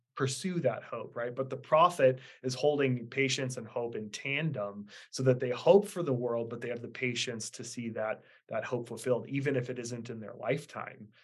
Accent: Idaho, United States; also born or lived in Kansas City; born and raised in Idaho.

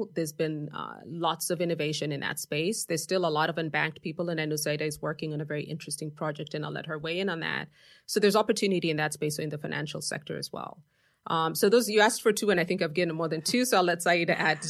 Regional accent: Nairobi, Kenya; now in New York, United States; I think the wind farms are also present in Kenya, which is where I'm from. By the way, I did mention in my intro that I was born and raised in Nairobi prior to migrating here.

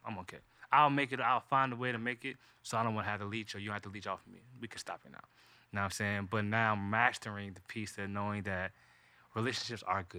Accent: the South, United States; because I am from the South.

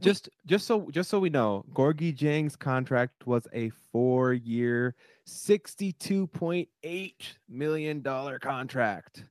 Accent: Minneapolis, Minnesota, United States; our home base, our home, our hometown, Minneapolis

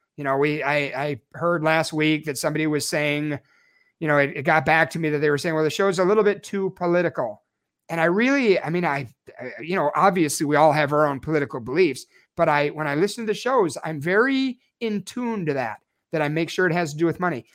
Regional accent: Chicago, Illinois, United States; moved away as an adult; now in Snowflake, United States; I'm born and raised in Chicago. I lived there for twenty-three years

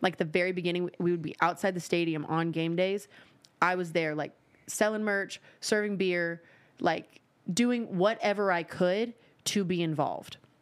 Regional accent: Nashville, Tennessee, United States; I was born in Midtown.

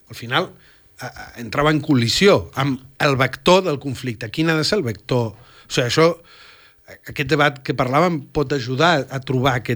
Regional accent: Catalonia, Spain; qui són els catalans, qui som els catalans, de què estem fets, quin, quin lloc ocupem.

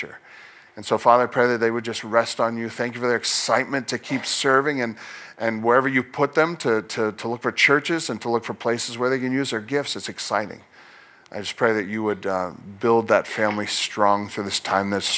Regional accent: Nova Scotia, Canada; I was born in Nova Scotia.

